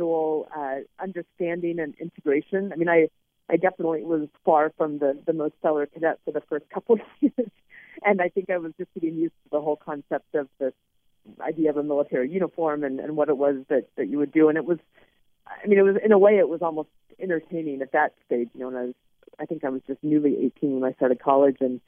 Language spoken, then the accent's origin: English; Alaska, United States; I grew up in Alaska